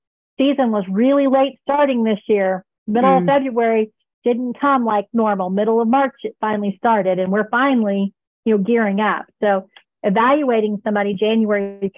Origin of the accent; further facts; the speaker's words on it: United States; I am American